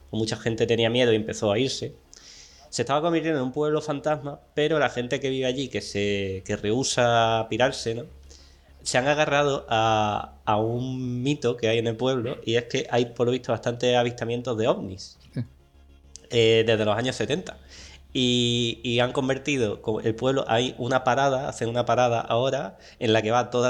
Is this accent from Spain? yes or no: yes; Monturque, Andalusia, Spain